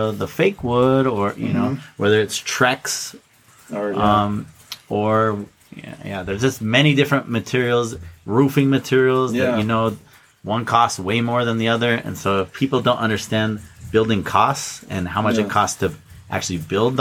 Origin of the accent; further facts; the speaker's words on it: Orem, Utah, United States; moved away as an adult; also born or lived in Arizona; now in Hawaii, United States; I was born and raised in Utah